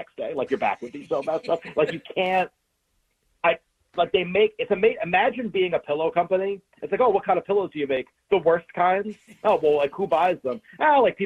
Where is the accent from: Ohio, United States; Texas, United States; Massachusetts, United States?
Massachusetts, United States; I grew up in Massachusetts